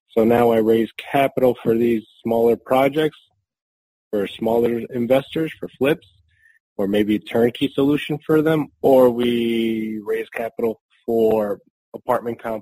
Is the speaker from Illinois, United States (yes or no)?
no; Newark, New Jersey, United States; also born or lived in Spain / Harrison, New Jersey; now in Durham, United States; Basically, I immigrated with my family from Spain in the 80s, and we moved to New Jersey, primarily uh, Newark, New Jersey, and then to Harrison. So I was pretty much raised in that area.